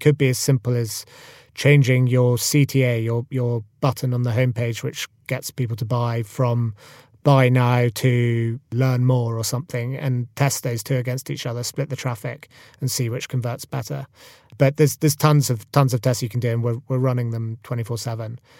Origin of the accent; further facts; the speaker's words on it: Scotland, United Kingdom; Freddie and I grew up together in Scotland.